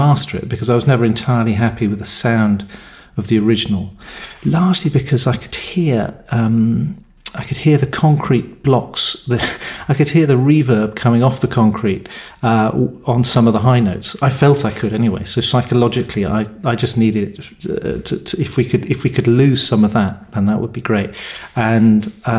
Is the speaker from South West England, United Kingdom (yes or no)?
yes; Cornwall, South West England, United Kingdom; I was born in Cornwall, in the UK. I now live in Cornwall